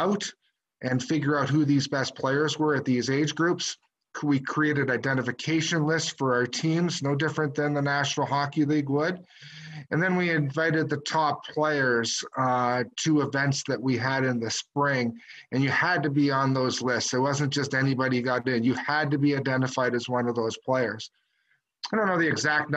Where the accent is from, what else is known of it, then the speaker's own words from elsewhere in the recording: Kitchener, Ontario, Canada; I grew up in Kitchener, Ontario.